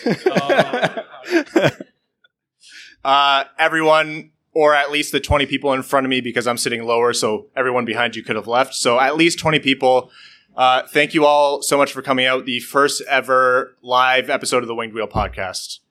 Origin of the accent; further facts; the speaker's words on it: Windsor, Ontario, Canada; I grew up in Windsor